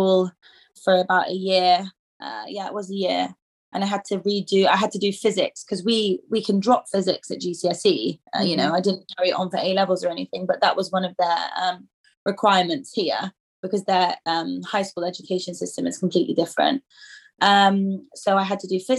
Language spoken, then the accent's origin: English; England, United Kingdom; moved away as an adult; now in Sweden; I'm actually born here, but I grew up in England, so like we moved to England when I was like one